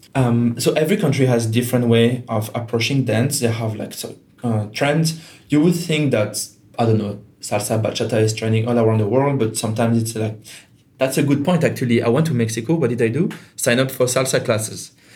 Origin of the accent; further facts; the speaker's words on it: Geneva, Switzerland; first language French; English is a second language; moved away as an adult; also born or lived in Germany; now in Portugal; I'm from Geneva in Switzerland, which is a very international city.